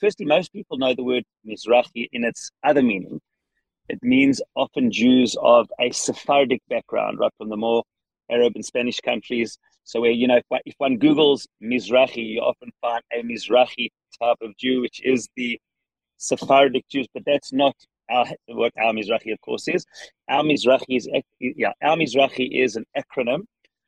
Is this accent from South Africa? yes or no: yes; South Africa; accent: South African; now in Israel; my South African accent. Indeed, it's a South African accent